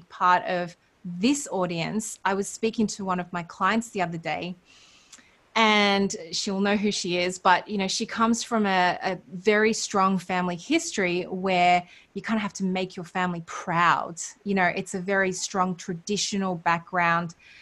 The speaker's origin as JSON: {"language": "English", "country": "Australia"}